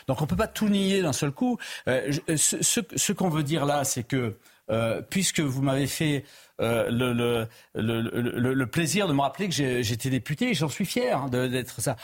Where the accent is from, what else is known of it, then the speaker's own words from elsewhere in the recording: Pyrénées-Orientales, Occitania, France; je suis natif des Pyrénées-Orientales